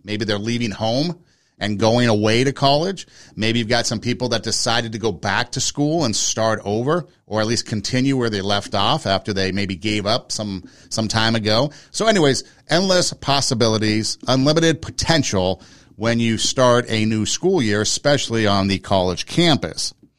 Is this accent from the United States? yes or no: yes; Los Angeles, California, United States; growing up in Los Angeles